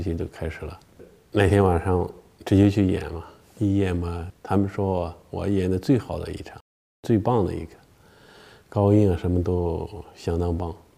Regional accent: China; moved away; 我们中国的

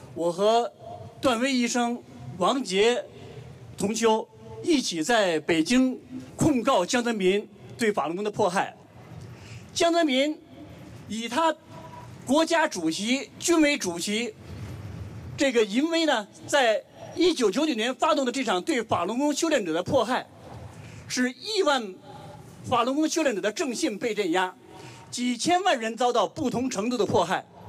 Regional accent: Hong Kong; 我是来自香港的一个公民

